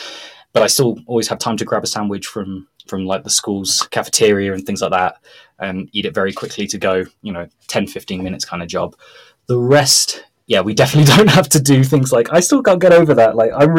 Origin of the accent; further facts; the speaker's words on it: Mexico; And Mexicans value breakfast as much as the English. So you would have, it's not like a case in Brazil where you'd have a piece of bread or that's it.